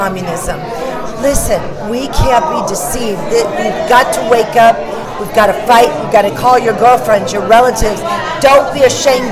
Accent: St. Louis, Missouri, United States; now in North Carolina, United States; I'm from St. Louis.

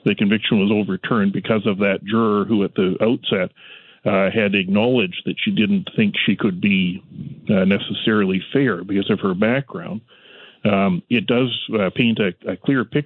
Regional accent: Canada; as a Canadian lawyer

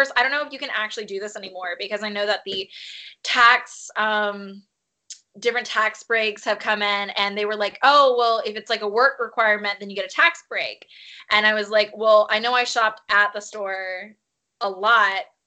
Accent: Birmingham, Alabama, United States; moved away as an adult; now in Nashville, United States; I currently live in Nashville, but I'm from Birmingham, where I spent the first 27 years of my life before I moved here to Nashville 2 years ago.

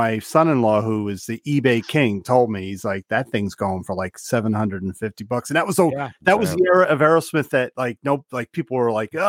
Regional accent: New Jersey, United States; I'm from New Jersey.

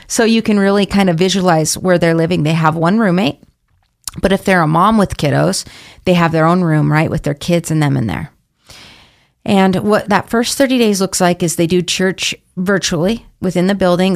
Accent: Boise, Idaho, United States; I'm from Boise, but was staying in Idaho Idaho Falls at the time.

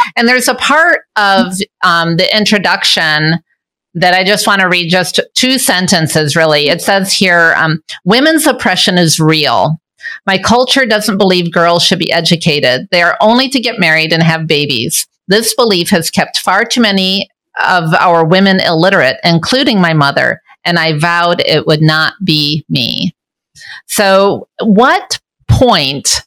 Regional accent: Michigan, United States; moved away as an adult; now in Juba, South Sudan; Now, I'm originally from Michigan and now I live in Juba

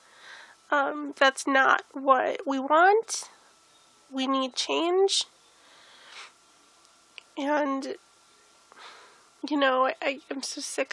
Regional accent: United States; We're American.

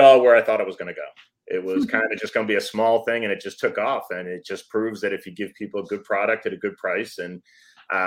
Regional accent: Massachusetts, United States; moved away as an adult; now in Georgia, United States; I am actually from Massachusetts. I live in Georgia now.

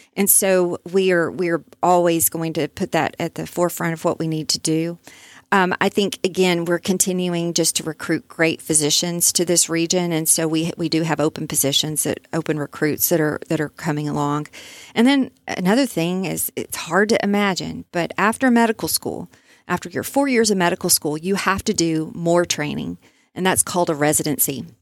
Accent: Overton, Texas, United States; I grew up in Overton, so I, I know a lot about East Texas

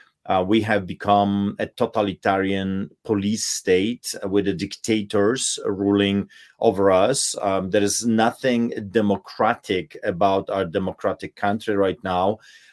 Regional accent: Poland; English is a second language; now in Canada; as you can tell by my accent, I grew up under the boots of the Soviets. I grew up behind the Iron Curtain, and I have seen firsthand the atrocities of communism and socialism. And of course, being a Polish emigrant

